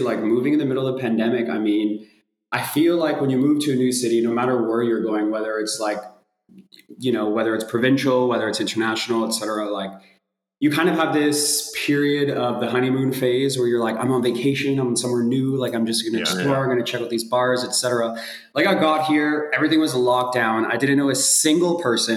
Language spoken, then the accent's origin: English; Toronto, Ontario, Canada; moved away as an adult; now in Berlin, Germany; growing up in Toronto